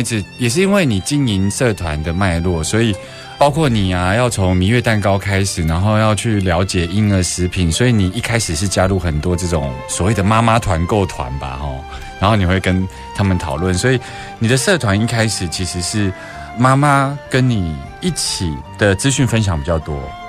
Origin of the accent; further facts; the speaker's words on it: Taiwan; 在我们台湾